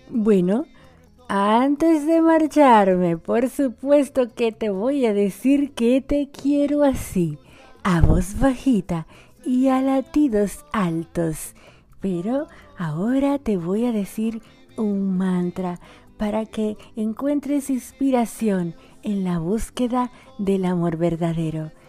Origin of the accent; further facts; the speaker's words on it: Dominican Republic; Soy una dominicana por esta RSC Radio y la dominicana más argentina de la bolita del mundo.